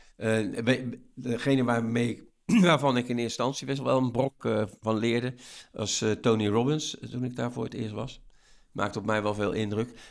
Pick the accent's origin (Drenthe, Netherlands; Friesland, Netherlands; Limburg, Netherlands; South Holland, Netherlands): South Holland, Netherlands; Rotterdam; als Rotterdammer